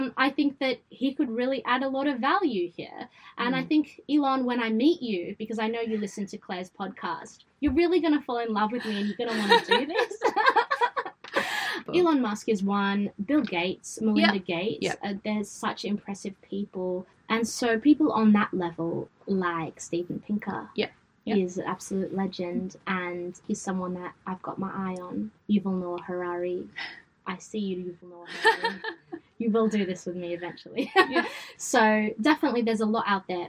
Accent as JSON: {"language": "English", "town": "Sydney", "region": "New South Wales", "country": "Australia", "accent": "Westie", "said": "my Westie accent"}